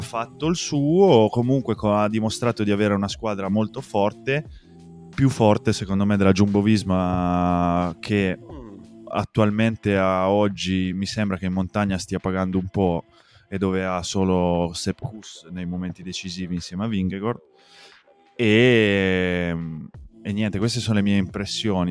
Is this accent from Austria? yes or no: no; Asti area, Piedmont, Italy; Dalle nostre parti nell'Astigiano